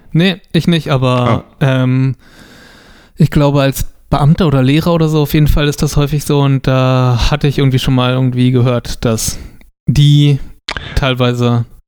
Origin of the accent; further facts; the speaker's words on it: near Potsdam, Brandenburg, Germany; aus der Nähe von Potsdam. Also ah. sechs Kilometer entfernt davon ein Ort.